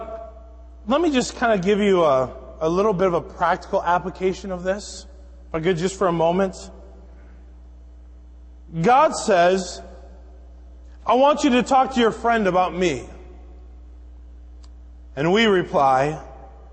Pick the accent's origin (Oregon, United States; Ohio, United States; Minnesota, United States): Minnesota, United States; I grew up going fishing in Minnesota on in the land of 10,000 lakes